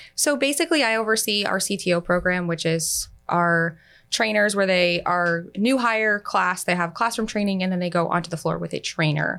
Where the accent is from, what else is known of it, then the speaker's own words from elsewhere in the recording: Pasco County, Florida, United States; I'm actually from Pasco County